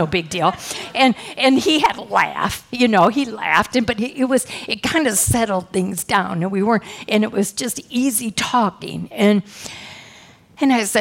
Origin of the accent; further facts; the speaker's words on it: Midwest, United States; I come from a good family, yep, I'm from the Midwest